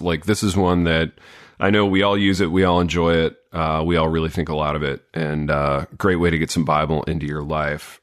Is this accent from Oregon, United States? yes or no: no; Hartford City, Indiana, United States; when I was growing up in Hartford City, you know, this, this little, uh, blue-collar town in Indiana